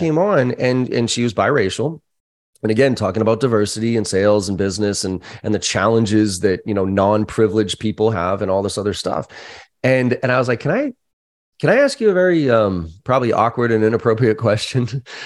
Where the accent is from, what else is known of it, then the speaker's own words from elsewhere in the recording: Boston, Massachusetts, United States; growing up in Boston, we use that word